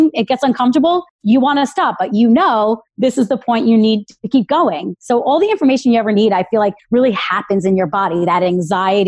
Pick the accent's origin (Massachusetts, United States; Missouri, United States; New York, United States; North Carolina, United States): New York, United States; Long Island; I grew up in Long Island